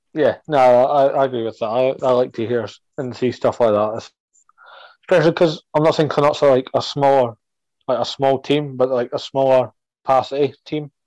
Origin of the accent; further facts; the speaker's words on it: across the River Forth, Scotland, United Kingdom; where I'm from, I'm across the River Forth